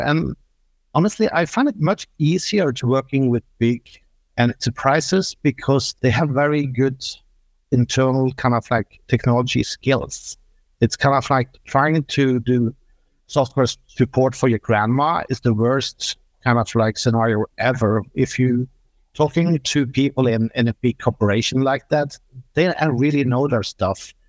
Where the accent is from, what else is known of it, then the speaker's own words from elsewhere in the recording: Norway; I'm coming from Norway